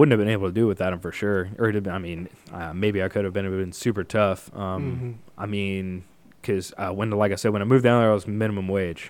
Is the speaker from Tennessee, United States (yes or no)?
yes; Murfreesboro, Tennessee, United States; born or raised there; moved away as an adult; also born or lived in Kentucky